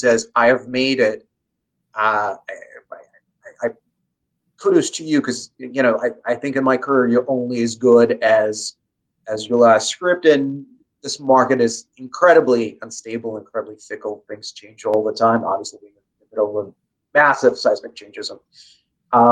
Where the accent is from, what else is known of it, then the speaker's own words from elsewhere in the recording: Russia; moved away; I was born and raised in Russia.